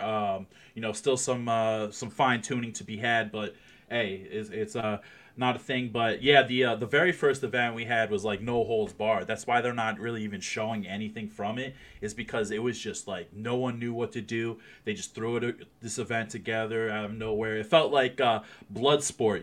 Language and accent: English; New Jersey, United States; now in Ohio, United States; I'm actually originally from New Jersey